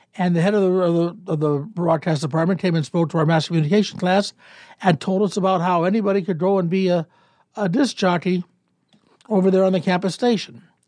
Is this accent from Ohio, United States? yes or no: yes; Cleveland, Ohio, United States; moved away as an adult; also born or lived in Columbus, Ohio / Kansas City; now in Omaha, United States; I was born in Cleveland, Ohio, uh, nineteen fifty-five